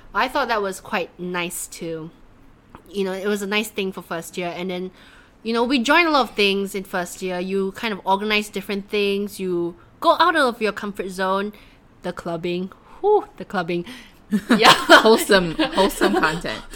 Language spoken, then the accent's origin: English; Malaysia; moved away; as a Malaysian girl